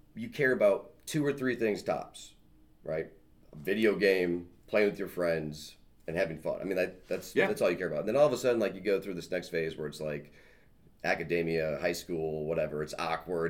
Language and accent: English; Michigan, United States; moved away as an adult; also born or lived in Iowa / Chicago, Illinois; now in Plainfield, United States; I grew up in Michigan, raised um, raised in Michigan my whole life.